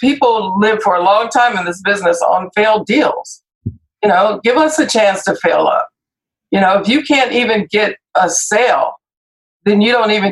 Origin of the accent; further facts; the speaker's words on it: Compton, California, United States; I grew up in Compton